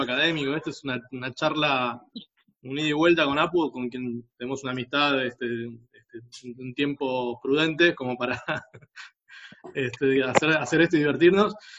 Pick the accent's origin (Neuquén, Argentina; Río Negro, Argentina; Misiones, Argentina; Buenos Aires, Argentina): Buenos Aires, Argentina; Yo nací en un hogar de clase media, que en, este, en a fines de los 80 estaba por caer de, la clase media, literal. Y a un colegio privado, que para un país este, como Argentina, para una ciudad como Buenos Aires